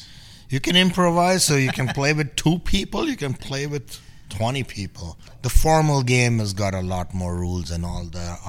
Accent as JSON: {"language": "English", "town": "Mumbai", "region": "Maharashtra", "country": "India", "tie": "born or raised there", "moved": "yes", "lives_now": "Sonoma, United States", "said": "growing up in Bombay, you know, even in the 60s and 70s, when I was growing up"}